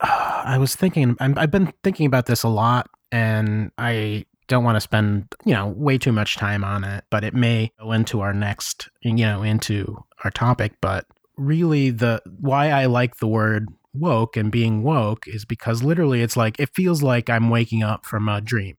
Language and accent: English; United States; moved away as an adult; also born or lived in Japan; I feel real shitty about being an American